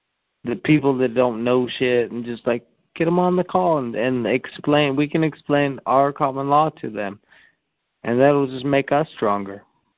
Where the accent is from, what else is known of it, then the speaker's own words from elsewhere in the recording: Seattle, Washington, United States; I'm from Seattle, actually